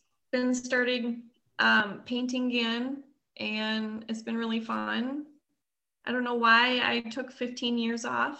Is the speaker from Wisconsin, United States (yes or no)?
yes; near Madison, Wisconsin, United States; super close, like 20 minutes away from Madison.